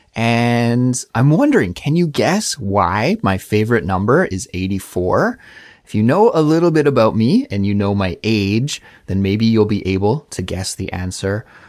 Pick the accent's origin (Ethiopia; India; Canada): Canada; moved away as an adult; also born or lived in Montreal; now in South Korea; a Canadian person living abroad in South Korea